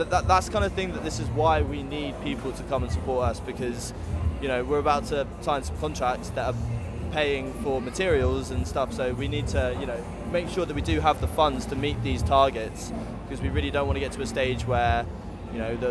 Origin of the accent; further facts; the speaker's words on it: Hertfordshire, East of England, United Kingdom; I'm from Hearts